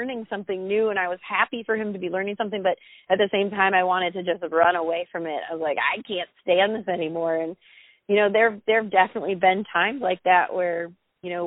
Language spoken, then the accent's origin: English; Florida, United States; moved away as an adult; also born or lived in Sarasota, Florida / Los Angeles, California; we moved from Florida to, you know, a small town of Florida. And then we went to college in Sarasota, Florida, also a pretty small town, to Los Angeles